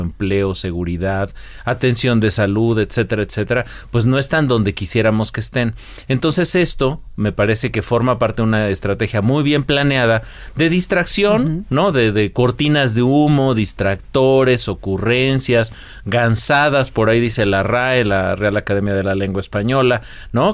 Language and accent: Spanish; Mexico